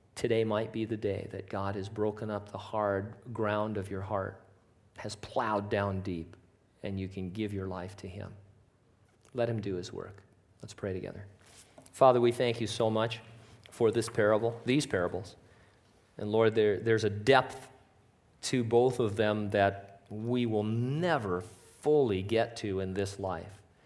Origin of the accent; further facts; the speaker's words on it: United States; we're American